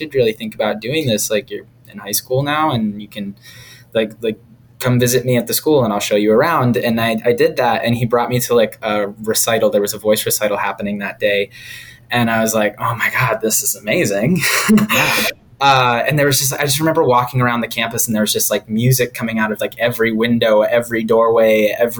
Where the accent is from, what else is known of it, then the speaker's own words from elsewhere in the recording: about an hour south of Boston, Massachusetts, United States; I grew up about an hour south of Boston in Massachusetts